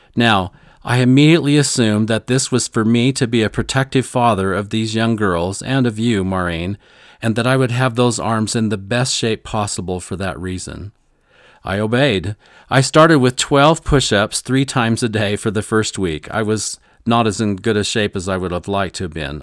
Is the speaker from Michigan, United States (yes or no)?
no; Missouri, United States; I grew up in Missouri in the heart of it